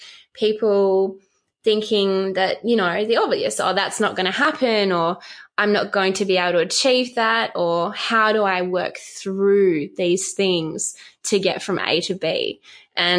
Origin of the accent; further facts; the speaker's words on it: Western Australia, Australia; growing up in West Australia